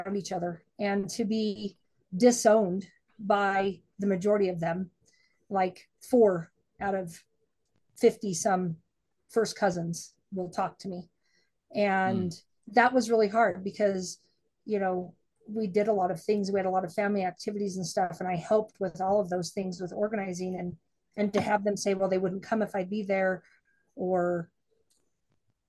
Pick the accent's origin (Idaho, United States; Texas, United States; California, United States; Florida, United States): Idaho, United States; I didn't grow up in Utah. I grew up in Idaho